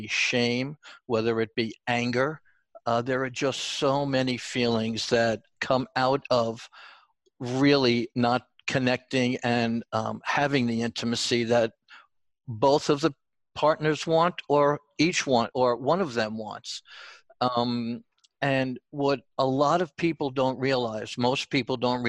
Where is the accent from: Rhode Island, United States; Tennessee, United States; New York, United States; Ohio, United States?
New York, United States; accent: New York; also born or lived in Long Island; my New York accent is coming out